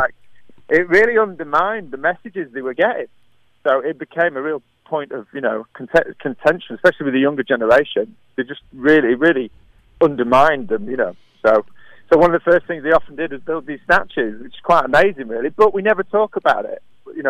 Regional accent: North West England, United Kingdom; accent: Scouse; Oh, well, just outside of Liverpool, actually.

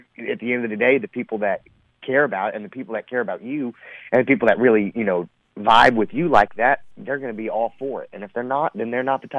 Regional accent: Texas, United States; I was born and raised in Texas

